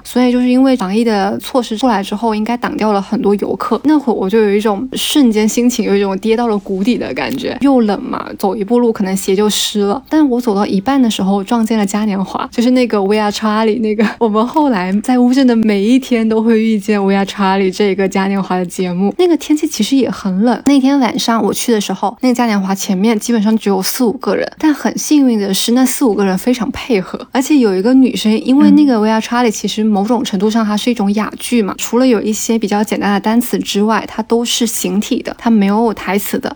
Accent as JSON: {"language": "Chinese", "region": "Guangdong", "country": "China", "said": "作为南方人，特别是作为一个广东人"}